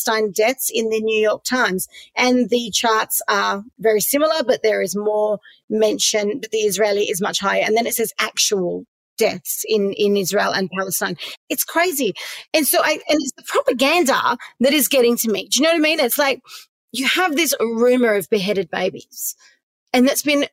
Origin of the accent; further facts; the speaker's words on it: Perth, Western Australia, Australia; I grew up in Perth